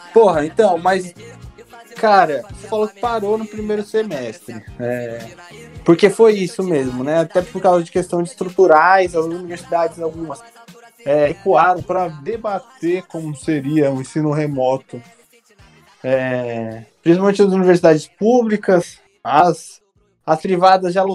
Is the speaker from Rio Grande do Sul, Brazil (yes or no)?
no; São Paulo, Brazil; now in Rio de Janeiro, Brazil; Sou de São Paulo, mas estou aqui